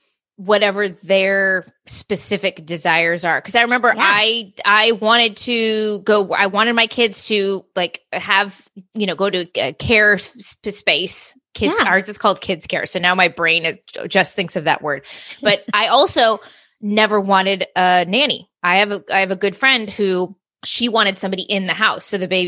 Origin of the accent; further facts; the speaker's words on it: California, United States; And I'm from Southern California, on and off. My parents had moved back here.